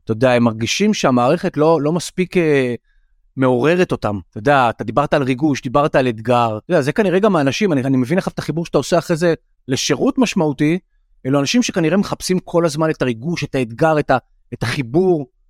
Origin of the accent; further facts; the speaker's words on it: Tel Aviv, Tel Aviv District, Israel; גדלתי כל למשל בתל אביב, כל החיים